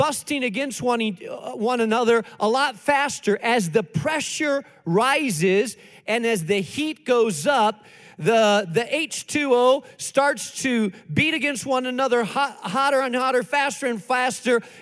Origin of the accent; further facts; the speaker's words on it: Spain; moved away; I grew up in Spain